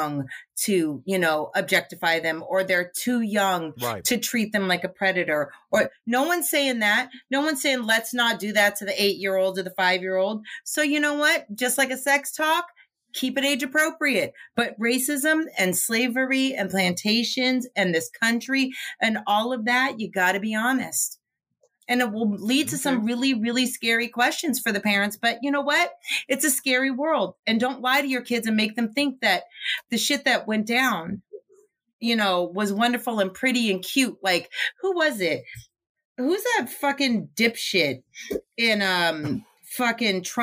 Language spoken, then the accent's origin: English; the North, Northern United States, United States; I am a Northerner whose family came from, all of them migrated from the South.